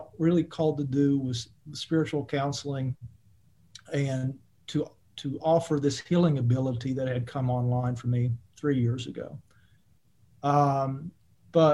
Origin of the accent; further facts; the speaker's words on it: Eastern Kentucky, United States; I grew up in Eastern Kentucky, which is a coal mining country and evangelical Christian country